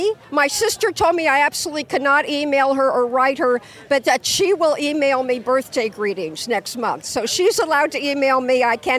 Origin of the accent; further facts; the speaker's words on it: Iowa City, Iowa, United States; I'm up here from Iowa City.